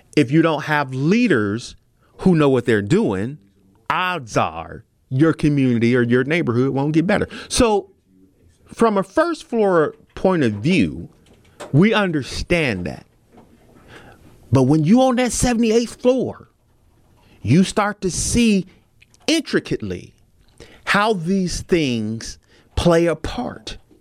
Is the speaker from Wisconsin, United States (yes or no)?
yes; Milwaukee, Wisconsin, United States; my hometown